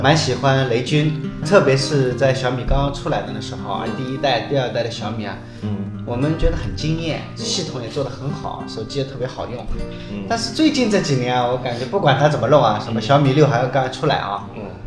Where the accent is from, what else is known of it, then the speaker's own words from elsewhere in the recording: China; 我们中国人以前去日本啊，买那个马桶